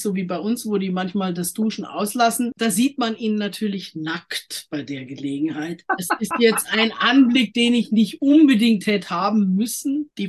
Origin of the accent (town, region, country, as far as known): Germany